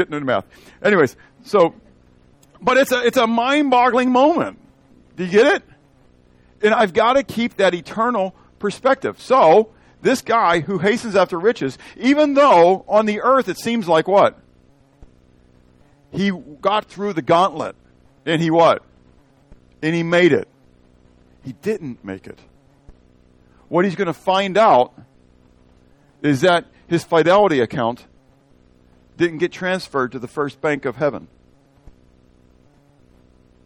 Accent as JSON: {"language": "English", "country": "United States", "said": "as an American"}